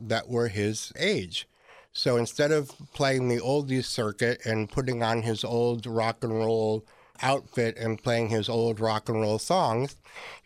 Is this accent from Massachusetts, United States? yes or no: yes; Lynn, Massachusetts, United States; moved away; also born or lived in Pittsburgh / Boston; The town where I was born, Lynn, Massachusetts